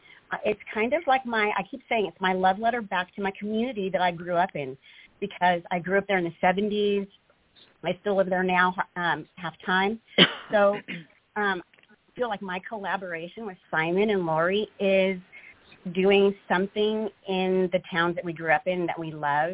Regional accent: Ventura, California, United States; So I grew up in Ventura, California. And so I am his neighbor. We're very intertwined. I grew up there, second generation there. So I have still a lot of roots there.

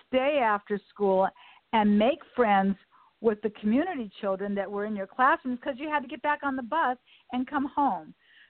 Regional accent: Los Angeles, California, United States; and I live in the community that I was raised in here in Westchester.

